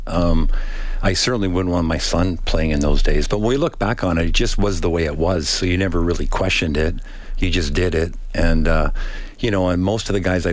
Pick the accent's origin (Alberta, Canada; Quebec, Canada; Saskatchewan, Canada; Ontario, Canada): Saskatchewan, Canada; Pierceland; also born or lived in Meadow Lake, Saskatchewan; now in Edmonton, Canada; I was born in Meadow Lake and grew up in a small town called Pierceland.